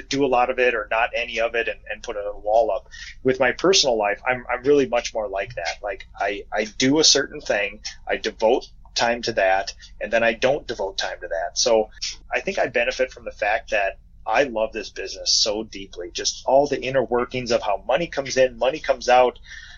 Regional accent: Minnesota, United States; We have a little hobby farm outside of my hometown, and it's basically a mini biome with a biome of Minnesota

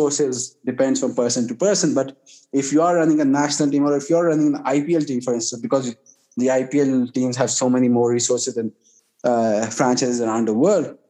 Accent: Pakistan; I'm a Pakistani

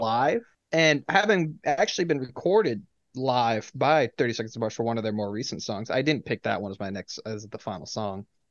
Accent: New England, United States; I am from New England

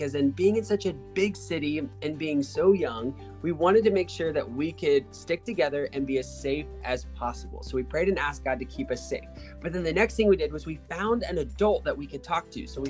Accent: Georgia, United States; moved away as an adult; also born or lived in Atlanta, Georgia; now in North Carolina, United States; I used to live with my family in Georgia

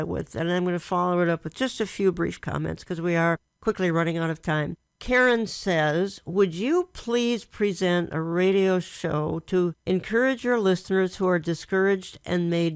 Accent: Minneapolis, Minnesota, United States; I was raised in Minneapolis, Minnesota, one of the prettiest cities on the face of the earth

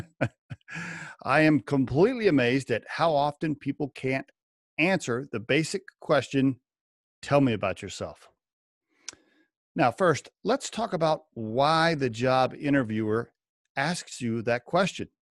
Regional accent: Oklahoma, United States; moved away as an adult; also born or lived in northern Colorado; now in Colorado, United States; I grew up in Oklahoma and went to a liberal arts school there

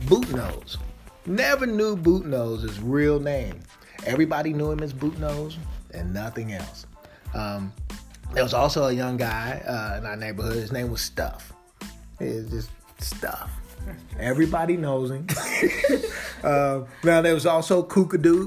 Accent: Kansas City, United States; growing up in Kansas City

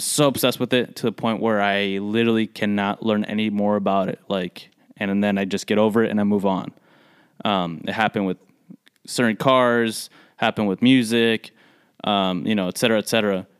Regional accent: United States; the first generation that are born here, like us

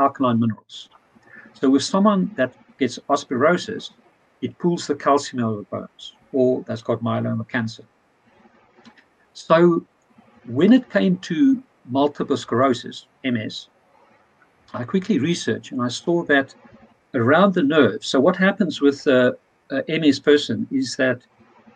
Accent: South Africa; moved away; I come from South Africa. Two of my best friends from school days is a butcher

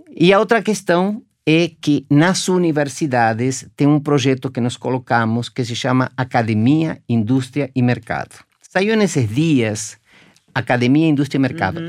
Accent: Argentina; now in Brazil; Eu sou argentino, moro aqui há 40 anos

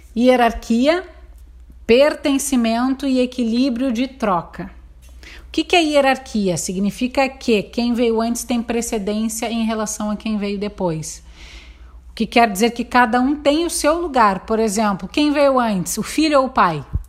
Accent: Porto Alegre, Rio Grande do Sul, Brazil; moved away as an adult; now in Santo Antônio da Patrulha, Brazil; Nasci na cidade de Porto Alegre

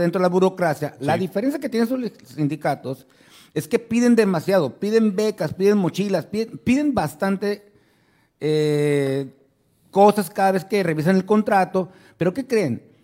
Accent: Ciudad Obregón, Sonora, Mexico; la ciudad de Obregón, Sonora, mi tierra querida de amor

